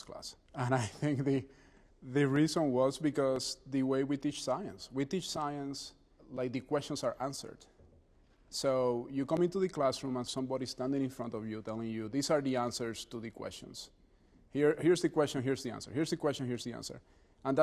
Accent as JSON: {"language": "English", "country": "Puerto Rico", "tie": "born or raised there", "moved": "yes", "lives_now": "New Haven, United States", "said": "I was born and raised in Puerto Rico"}